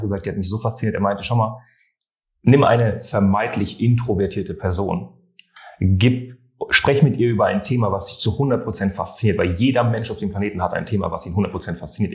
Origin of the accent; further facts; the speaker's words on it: France; ich bin Franzose